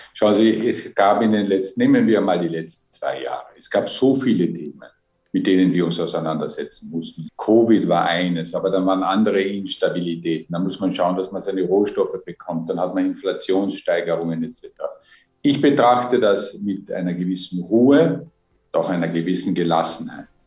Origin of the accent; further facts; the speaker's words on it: Austria; Als Österreicher